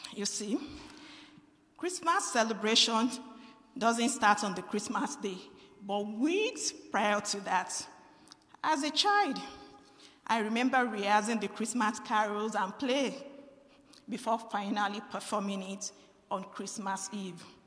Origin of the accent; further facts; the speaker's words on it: Nigeria; moved away; I am from Nigeria